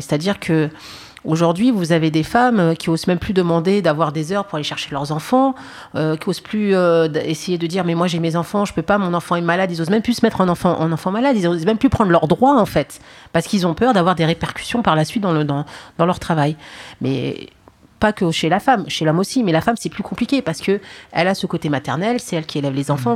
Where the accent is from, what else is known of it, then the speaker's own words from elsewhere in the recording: Paris, Île-de-France, France; je suis née en France, je suis née au Paris 20, j'ai fait mes études en France